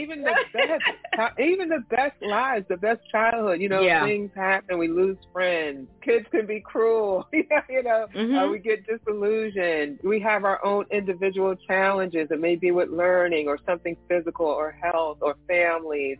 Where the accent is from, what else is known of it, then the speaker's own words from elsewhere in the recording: New Jersey, United States; I am from New Jersey